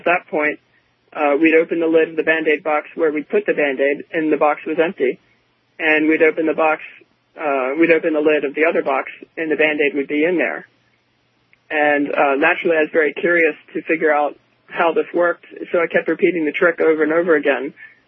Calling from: Baltimore, Maryland, United States; Hi, I'm … from Baltimore, Maryland.

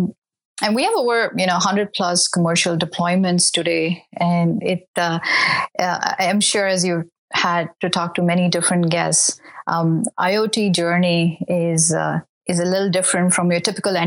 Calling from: California, United States; I'm based in the Bay Area in California.

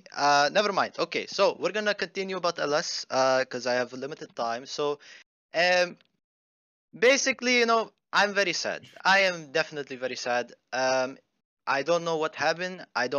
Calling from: Phoenix, Arizona, United States; Phoenix, Arizona.

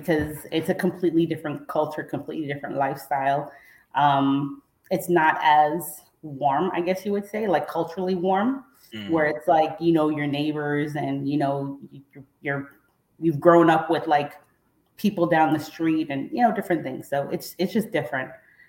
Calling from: Jacksonville, Florida, United States; I am in Jacksonville, Florida.

